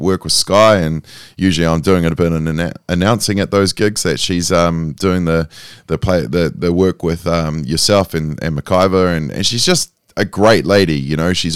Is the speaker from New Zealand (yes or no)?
yes; New Zealand; I'm a Kiwi.